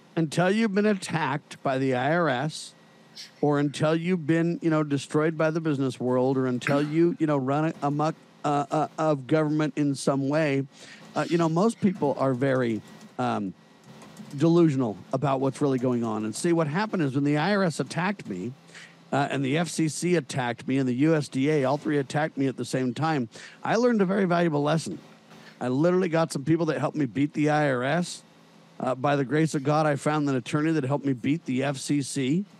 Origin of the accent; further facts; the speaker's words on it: Southern California, United States; I was born and raised in Southern California